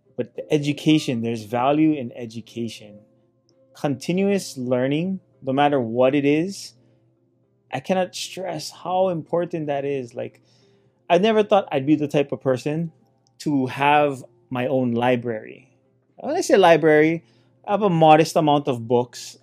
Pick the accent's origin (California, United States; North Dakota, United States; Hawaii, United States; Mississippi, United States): Hawaii, United States; Hilo; I come from Hilo, Hawaii